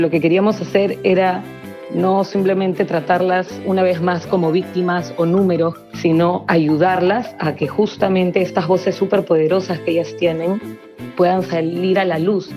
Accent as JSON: {"language": "Spanish", "region": "Lima", "country": "Peru", "said": "yo soy de Lima"}